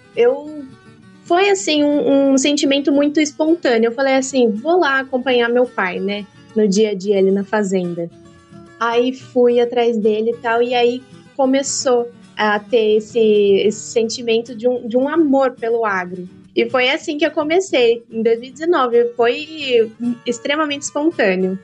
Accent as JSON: {"language": "Portuguese", "town": "Cerqueira César", "region": "São Paulo", "country": "Brazil", "tie": "born or raised there", "also_born_or_lived": "Santa Catarina", "said": "a fazenda aqui em Cerqueira César, é, a gente já tinha, meu avô comprou tal. E aí, quando ele terminou a pós-graduação, a gente voltou aqui para a fazenda. E aí cresci aqui na fazenda"}